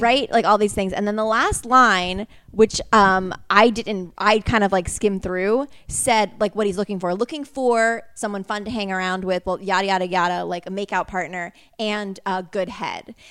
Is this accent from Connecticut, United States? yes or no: yes; Connecticut, United States; I'm from Connecticut.